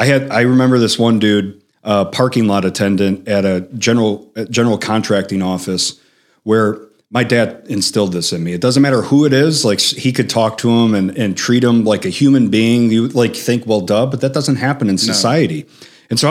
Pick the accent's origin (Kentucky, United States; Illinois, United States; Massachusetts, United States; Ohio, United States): Illinois, United States; Chicago; So I'm from the South Side of Chicago. We use the F word like a placeholder when you're thinking.